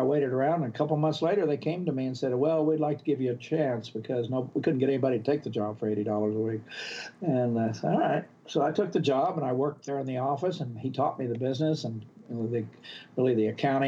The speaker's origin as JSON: {"language": "English", "region": "Oklahoma", "country": "United States", "tie": "born or raised there", "moved": "as an adult", "said": "Well, I grew up in Oklahoma. Actually, I never stepped foot out of Oklahoma until I was 20 years old. Grew up on a farm. We didn't even have indoor plumbing."}